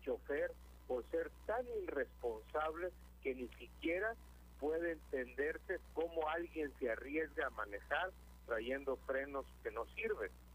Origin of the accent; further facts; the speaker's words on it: Michoacán, Mexico; now in California, United States; yo soy de Michoacán